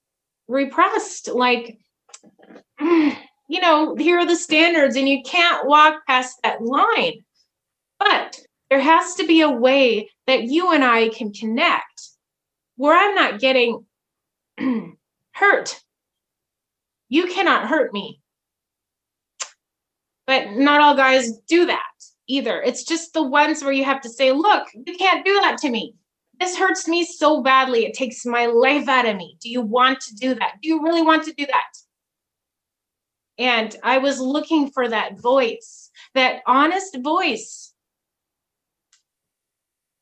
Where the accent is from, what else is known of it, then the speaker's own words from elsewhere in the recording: Alaska, United States; And then I grew up in Alaska